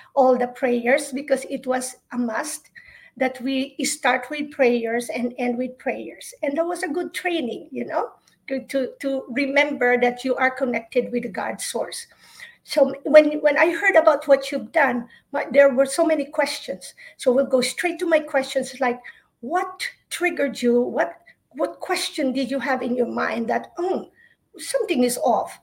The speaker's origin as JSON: {"language": "English", "country": "Philippines", "moved": "yes", "lives_now": "Princeton, United States", "said": "I'm originally from the Philippines, but I live in Princeton, New Jersey"}